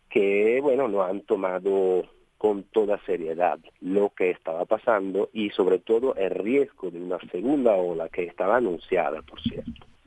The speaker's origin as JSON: {"language": "Spanish", "country": "Italy", "second_language": "Spanish", "said": "Mira, yo creo que como, como italianos hemos dado una buena, buena prueba"}